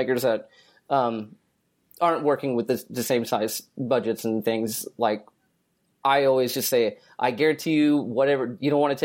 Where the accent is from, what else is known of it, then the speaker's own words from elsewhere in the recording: Newcastle, Oklahoma, United States; Newcastle, Oklahoma. It's a very very small town.